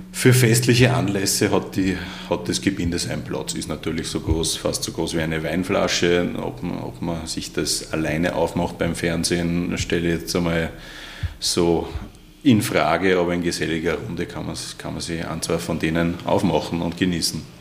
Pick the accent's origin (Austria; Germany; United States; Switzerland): Austria; das juckt uns relativ wenig in Österreich